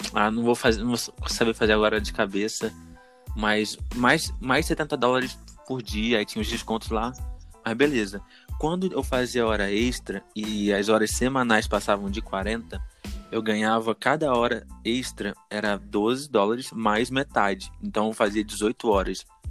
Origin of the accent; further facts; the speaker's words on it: Brazil; eu sou do Brasil